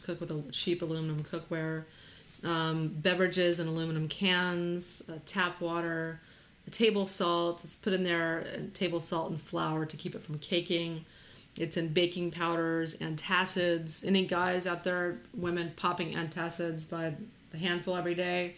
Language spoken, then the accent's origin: English; Texas, United States; we're from Texas